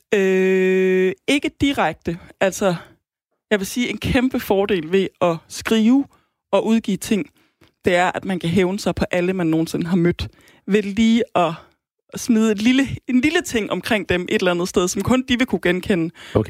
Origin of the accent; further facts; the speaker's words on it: Aarhus, Central Denmark Region, Denmark; kommer fra Aarhus